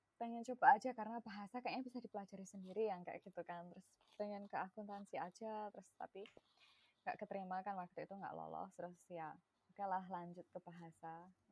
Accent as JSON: {"language": "Indonesian", "town": "Klaten", "region": "Central Java", "country": "Indonesia", "tie": "born or raised there", "first_language": "Javanese", "second_language": "Indonesian", "moved": "as an adult", "lives_now": "United States", "said": "aku lahir dan besar di Langwetan"}